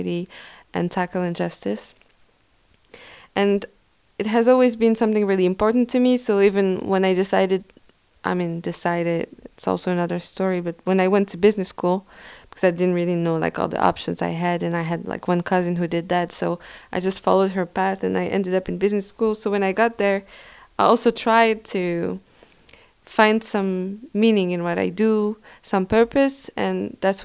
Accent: Parisian suburbs, north of Paris, Île-de-France, France; I grew up in the north of Paris, in a city full of immigrants and children

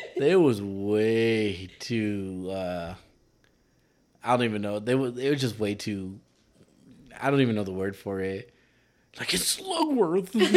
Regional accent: California, United States; accent: Mexican; being a Californian who doesn't speak Spanish

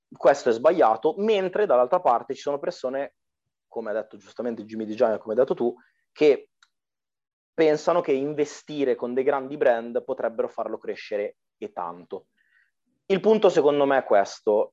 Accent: Arcore, Lombardy, Italy; sono della Brianza

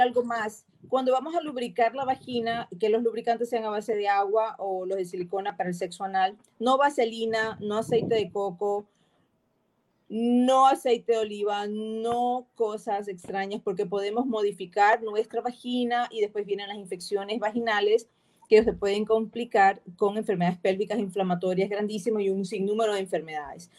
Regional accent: Ecuador; Nosotros tenemos una particularidad como sociedad, como ecuatorianas que somos

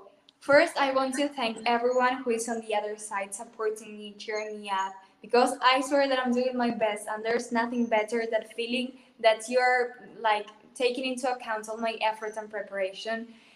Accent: Córdoba, Argentina; English is a second language; from Argentina

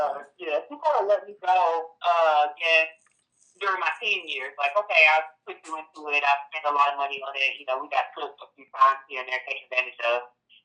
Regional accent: Florida, United States; also born or lived in Flint, Michigan / Georgia; I was born in Flint, Michigan. I grew up in Florida, and I started elementary school in Georgia. So I kind of moved around a lot.

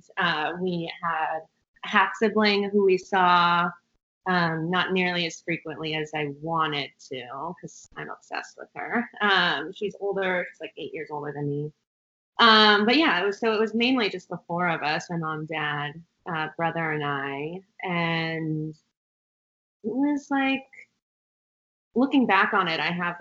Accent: a smallish town outside of Pasadena, California, United States; I grew up in a smallish town outside of Pasadena, California

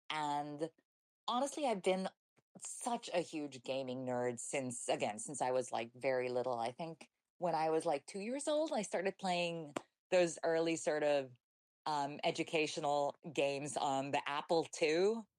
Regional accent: New Zealand; born there; also born or lived in Chile / Hong Kong / Taiwan / England; So I was born in New Zealand, which has, like, I don't have anyone in my family who comes from there. It's just where my dad was working at the time. We moved to Chile, which is where my mom's from.

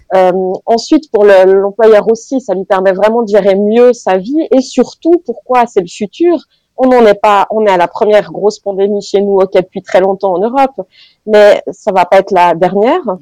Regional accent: Fribourg, Switzerland; je suis fribourgeoise et très attachée à ma région

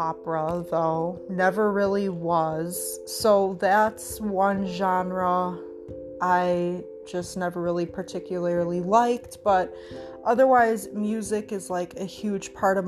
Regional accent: Wisconsin, United States; I'm from Wisconsin

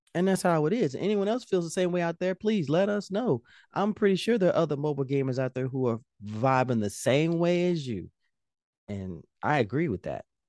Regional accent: Indianapolis, Indiana, United States; I'm from Indianapolis

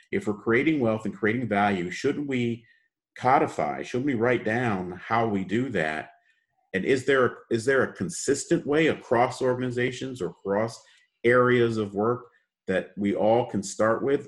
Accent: Chicago, Illinois, United States; also born or lived in Detroit, Michigan; born and raised in the United States, uh, in Chicago

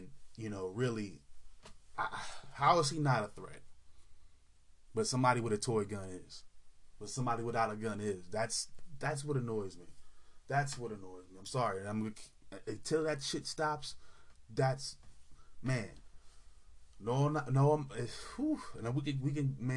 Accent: California, United States; particularly in California, my home state

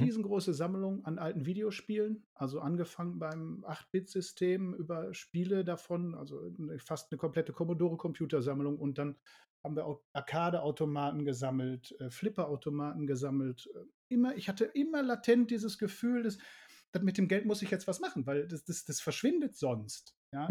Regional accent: Ruhr area, North Rhine-Westphalia, Germany; moved away as an adult; wir kommen aus dem Ruhrgebiet. Ja, das merkt man zumindest auch an meiner Schnauze

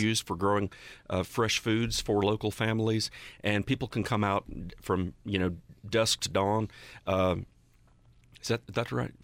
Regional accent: Western North Carolina, United States; I grew up in Western North Carolina

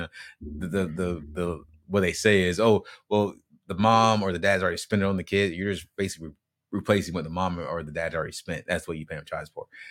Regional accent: Greenville, South Carolina, United States; now in Tampa, United States; my hometown is Green, is Greenville, South Carolina

